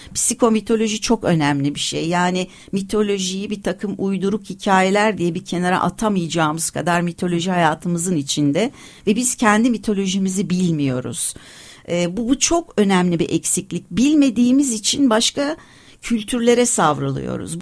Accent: Turkey; first language Turkish; Türkiye'de ve aslında tabii bütün dünyada ama beni burası şimdi burada buralıyım ve ana dilim Türkçe

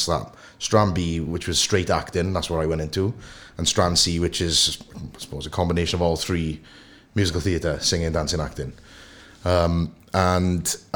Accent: Port Talbot, Wales, United Kingdom; I'm from Sam Fields, born and bred. Went to Sam Fields Comp.

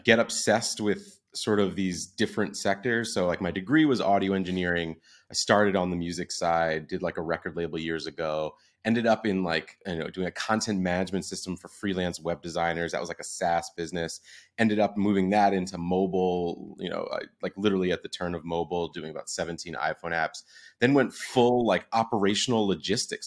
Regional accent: New Jersey, United States; I'm from New Jersey, grew up going into the city all the time

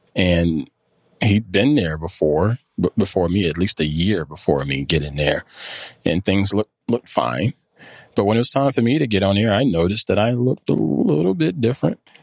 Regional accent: near Clemson, South Carolina, United States; now in North Carolina, United States; I grew up near Clemson, South Carolina, and it's all football

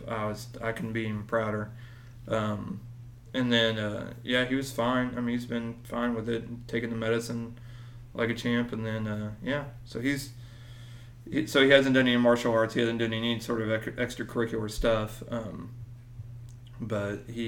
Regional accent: Springfield, Missouri, United States; moved away; I'm from Springfield, Missouri

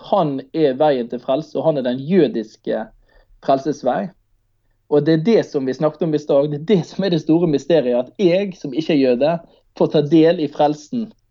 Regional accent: Manger, Vestland, Norway; hjemme på, eh, på Manger, der jeg er fra

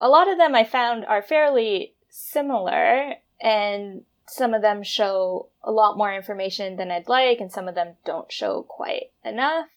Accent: Toronto, Ontario, Canada; moved away as an adult; also born or lived in Vancouver / Alberta; now in Toronto, Canada; growing up in Toronto

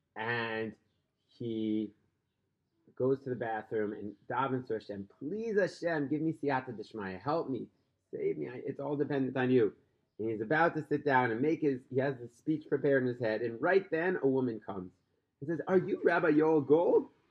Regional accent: New York City, New York, United States; Brooklyn, my hometown

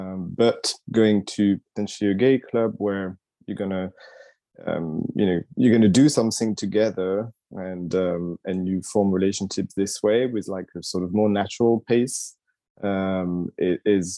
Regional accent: Paris, Île-de-France, France; moved away as an adult; now in London, United Kingdom; I had been living 5 years in London already. I've been now 10 years in London. I came from Paris.

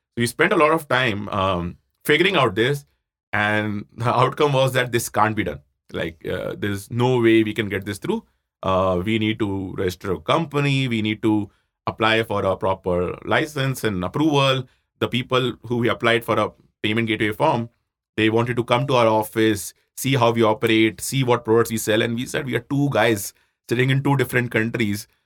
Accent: Jaipur, Rajasthan, India; moved away as an adult; also born or lived in Roorkee; I grew up in Jaipur, you know, typical middle-class family

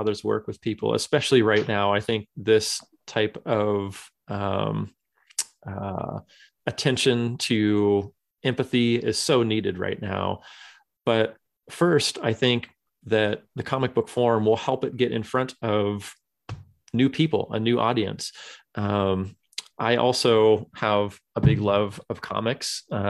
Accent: California, United States; moved away as an adult; now in Michigan, United States; I was born and raised and lived in California until about a dozen years ago or so. My wife mm-hmm. and I moved out to Michigan in 2008

